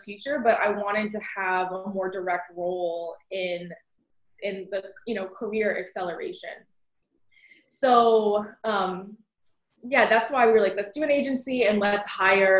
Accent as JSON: {"language": "English", "town": "Snellville", "region": "Georgia", "country": "United States", "tie": "born or raised there", "also_born_or_lived": "Alpharetta, Georgia", "moved": "yes", "lives_now": "Brooklyn, United States", "said": "I was born in Alpharetta, but grew up in Snellville, Georgia"}